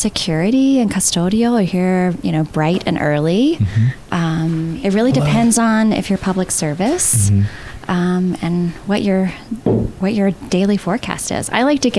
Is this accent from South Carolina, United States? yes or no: yes; South Carolina, United States; We're actually both from South Carolina.